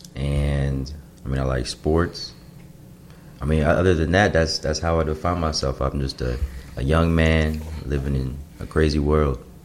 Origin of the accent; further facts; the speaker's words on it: suburb of Chicago, Illinois, United States; I'm from the Midwest, grew up in suburb of Chicago